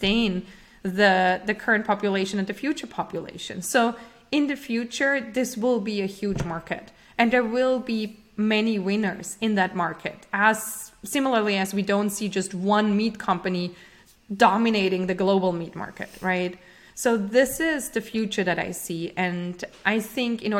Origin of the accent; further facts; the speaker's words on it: Austria; moved away as an adult; now in United States; I'm originally from Austria, and I came to the US to UC Berkeley